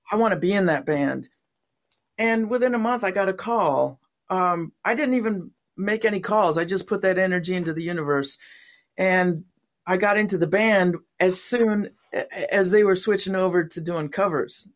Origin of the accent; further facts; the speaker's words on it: San Diego, California, United States; moved away as an adult; also born or lived in Watkins Glen, New York / Los Angeles, California; now in Portland, United States; I was born in upstate New York, near Watkins Glen, where they have the, um, the Grand Prix, uh, well, it used to be Grand Prix races, now it's NASCAR, a little town, tiny, tiny little town. And when I was nine, the family moved to San Diego